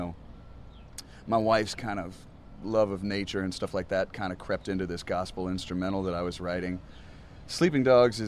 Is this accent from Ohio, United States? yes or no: yes; Ohio, United States; also born or lived in Nashville, Tennessee; now in Austin, United States; I was born in Ohio.